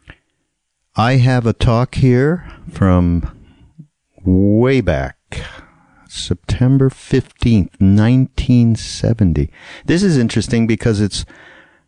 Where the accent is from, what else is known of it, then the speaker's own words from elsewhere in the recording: Montreal, Quebec, Canada; I grew up in Montreal, and I went to a parochial school, a Hebrew school